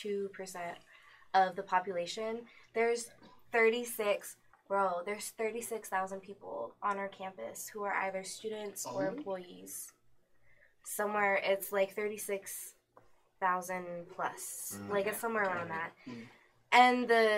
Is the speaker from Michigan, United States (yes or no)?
no; Aurora, Colorado, United States; also born or lived in Denver; I'm 21, and I grew up in Aurora